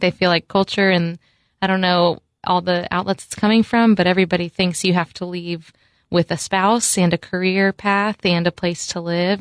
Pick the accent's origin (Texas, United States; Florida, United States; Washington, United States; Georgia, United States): Florida, United States; moved away; I went fishing a lot growing up in Florida